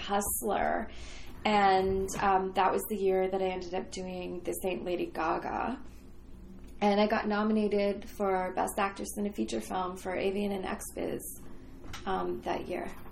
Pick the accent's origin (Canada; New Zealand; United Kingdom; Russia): Canada; moved away as an adult; also born or lived in Toronto; now in Los Angeles, United States; I was one of your neighbors to the north.